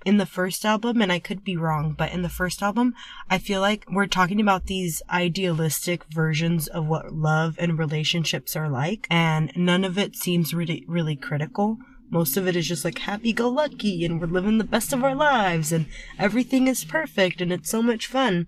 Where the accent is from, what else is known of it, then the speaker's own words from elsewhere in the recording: United States; we're two fans from America